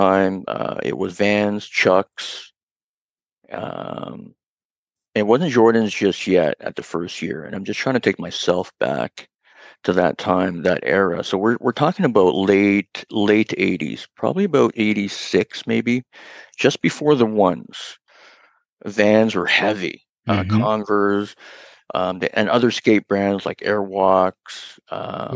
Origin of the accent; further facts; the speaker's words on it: Toronto, Ontario, Canada; I grew up downtown. I grew up in Chinatown, and then I moved to Little Italy